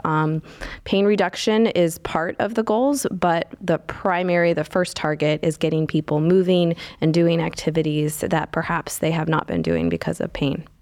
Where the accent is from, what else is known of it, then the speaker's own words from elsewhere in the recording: Indiana, United States; moved away as an adult; now in Cleveland, United States; I am, uh, born and raised in Indiana